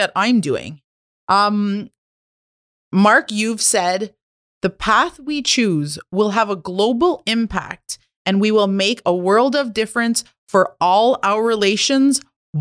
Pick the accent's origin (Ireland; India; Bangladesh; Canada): Canada; Kitigan Zibi, Quebec; I'm an entrepreneur from Kittagong Zibi Anishinaabe